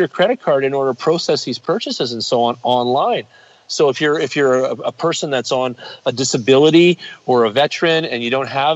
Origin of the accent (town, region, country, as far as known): Canada